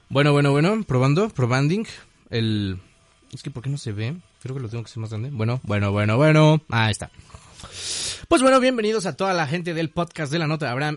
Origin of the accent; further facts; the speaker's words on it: Mexico; yo soy mexicano